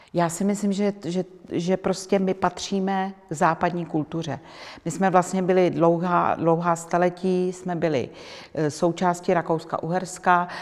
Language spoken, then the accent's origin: Czech; Czechia; Já když někde řeknu, že jsem z Čech